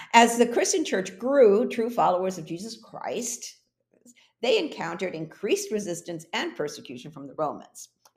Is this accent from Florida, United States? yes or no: no; New York, United States; moved away as an adult; also born or lived in Puerto Rico; I was born in Puerto Rico, raised in New York, then moved back to Puerto Rico after college, where I lived there for 8 years